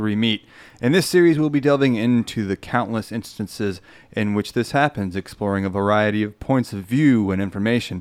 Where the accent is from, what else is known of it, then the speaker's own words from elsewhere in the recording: Central California, United States; moved away as an adult; now in Austin, United States; Jeff and I grew up in Central California together